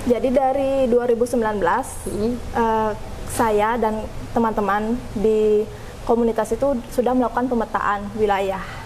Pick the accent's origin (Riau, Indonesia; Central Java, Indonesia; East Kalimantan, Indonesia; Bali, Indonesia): Bali, Indonesia; saya berasal dari Bali